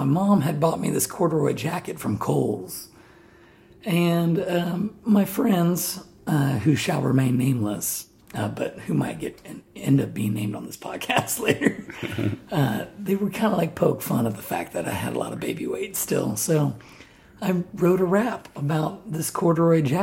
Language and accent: English; New Albany, Ohio, United States; also born or lived in Columbus, Ohio / Groveport, Ohio / Canal Winchester, Ohio; when I was like 6 years old, we moved to New Albany, Ohio